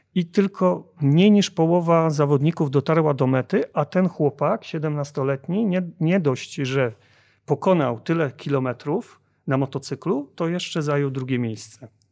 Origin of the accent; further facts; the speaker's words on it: Bytom, Silesian Voivodeship, Poland; u nas w Bytomiu